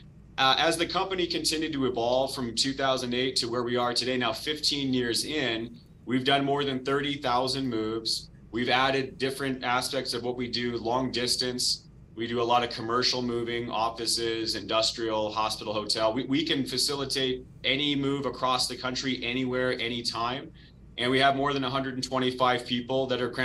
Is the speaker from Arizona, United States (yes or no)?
yes; Arizona, United States; I'm born and raised in Arizona